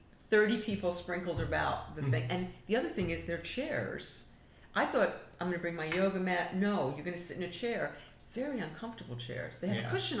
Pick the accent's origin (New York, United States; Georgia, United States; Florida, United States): New York, United States; I'm a New Yorker